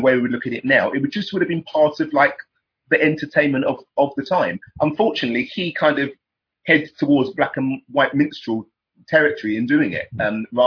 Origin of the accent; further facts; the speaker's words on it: England, United Kingdom; I'm British